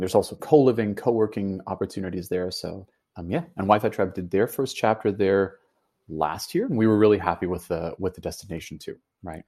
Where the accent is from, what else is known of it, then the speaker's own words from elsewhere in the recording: Venezuela; moved away; I grew up in Venezuela for, for a part of it